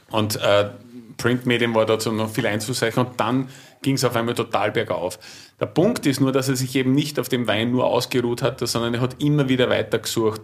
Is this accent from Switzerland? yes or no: no; Gols, Burgenland, Austria; wir sind aus dem Burgenland, ehemaliges Deutsch-Westungarn, äh, jüngstes Bundesland